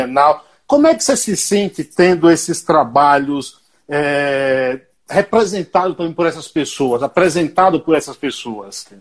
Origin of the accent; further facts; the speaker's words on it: Paiaiá, Nova Soure, Bahia, Brazil; Eu sou de um lugar chamado Paiaiá. É um povoado, é, é um povoado com 600 moradores, município de Nova Açores, a 225 quilômetros de Salvador